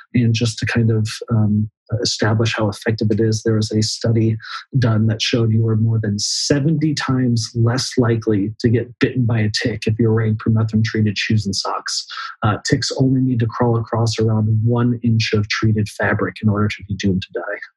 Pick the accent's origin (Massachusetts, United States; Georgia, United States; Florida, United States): Florida, United States; growing up in Florida